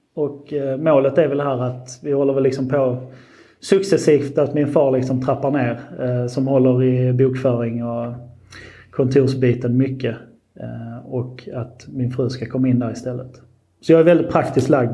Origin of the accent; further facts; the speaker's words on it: Marsvinsholm, Skåne, Sweden; jag är liksom uppväxt och född här på gården